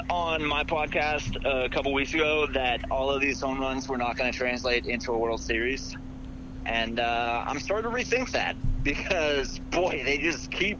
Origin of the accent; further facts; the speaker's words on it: New York City, New York, United States; I'm a New Yorker.